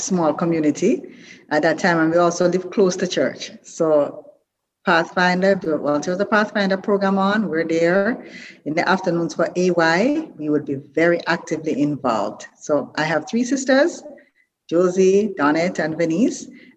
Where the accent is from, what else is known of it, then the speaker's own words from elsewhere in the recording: Brown's Town, Saint Ann, Jamaica; I'm born in Watttown, Jamaica, little district, but I grew up in Bambo, St. Anne, and Brownstown, St. Anne